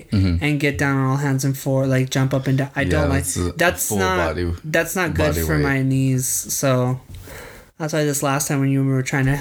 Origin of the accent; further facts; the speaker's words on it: California, United States; for me as a Californian